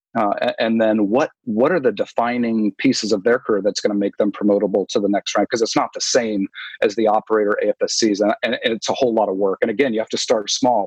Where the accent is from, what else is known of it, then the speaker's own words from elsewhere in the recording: New England, United States; I grew up up in New England